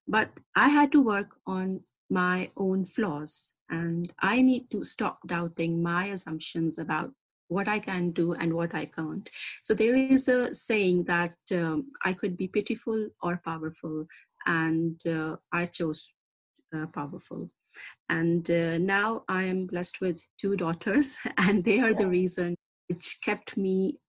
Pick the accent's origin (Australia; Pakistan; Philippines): Pakistan; I come from Pakistan, where the right of education and work for a female, unfortunately, is a privilege.